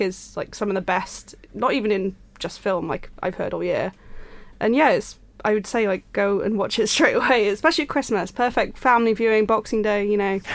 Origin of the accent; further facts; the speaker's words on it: Yorkshire and the Humber, United Kingdom; I'm from Yorkshire